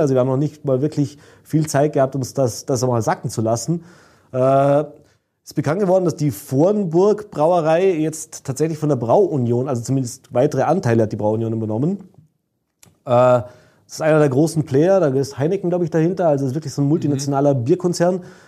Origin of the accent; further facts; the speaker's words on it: Vorarlberg, Austria; bei uns im Ländle